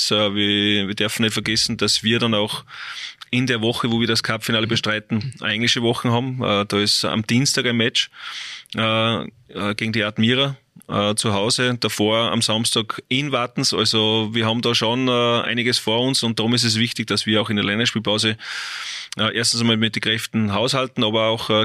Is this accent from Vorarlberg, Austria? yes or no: no; Salzburg, Austria; es ist schon Salzburg, ist mein Heimatbundesland.